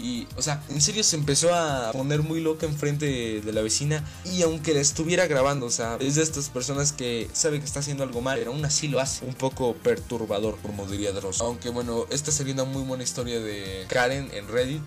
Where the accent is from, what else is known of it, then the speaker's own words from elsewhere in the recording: State of Mexico, Mexico; soy del Estado de México